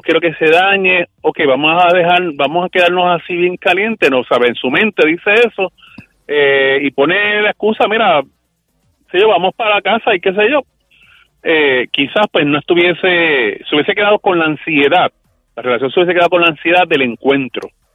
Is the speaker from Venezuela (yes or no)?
no; Trujillo Alto, Puerto Rico; De Trujillo, de Trujillo Alto